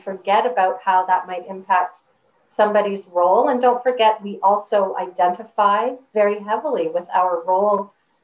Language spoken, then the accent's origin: English; Canada; I'm also a Canadian.